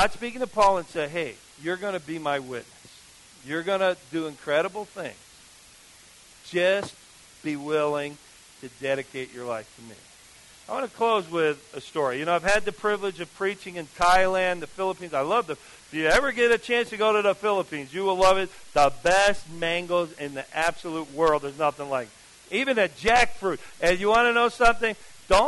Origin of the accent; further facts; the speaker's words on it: New Jersey, United States; I grew up in New Jersey